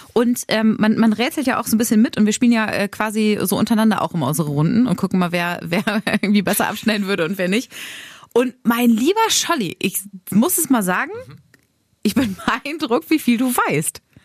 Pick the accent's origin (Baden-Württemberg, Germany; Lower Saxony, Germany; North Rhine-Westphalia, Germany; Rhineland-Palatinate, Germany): Lower Saxony, Germany; Braunschweig; in meinem Heimatdorf in Mascherode